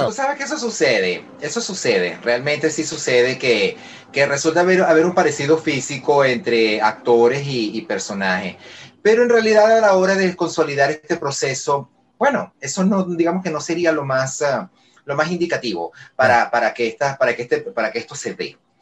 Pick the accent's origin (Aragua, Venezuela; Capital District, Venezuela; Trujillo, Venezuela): Capital District, Venezuela; Caracas; yo soy venezolano, soy de Caracas, vivo en Caracas